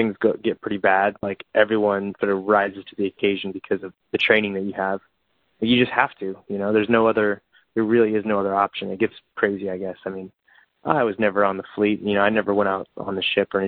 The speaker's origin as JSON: {"language": "English", "town": "Bakersfield", "region": "California", "country": "United States", "tie": "born or raised there", "moved": "as an adult", "lives_now": "Los Angeles, United States", "said": "I actually went back to Bakersfield, my hometown, to save up a little bit of money."}